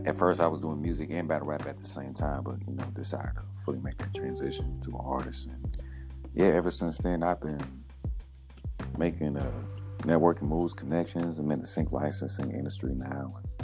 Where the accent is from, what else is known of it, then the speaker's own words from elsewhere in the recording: Indianapolis, Indiana, United States; born and raised in Indianapolis, Indiana, northeast side.